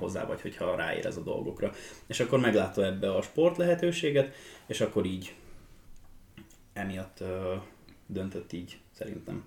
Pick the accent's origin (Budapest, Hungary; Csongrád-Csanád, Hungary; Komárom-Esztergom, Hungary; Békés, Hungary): Csongrád-Csanád, Hungary; Hódmezővásárhely; hódmezővásárhelyen születtem